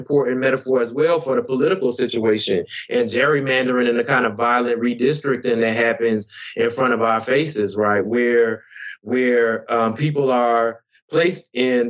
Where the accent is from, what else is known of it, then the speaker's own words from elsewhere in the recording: Tappahannock, Virginia, United States; my hometown in Tappahannock, Virginia